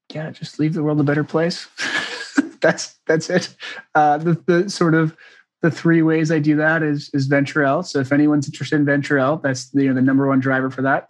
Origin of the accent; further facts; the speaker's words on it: Newburyport, Massachusetts, United States; moved away; it's called Newburyport. It's outside of it's an hour outside of Boston, little beach okay. town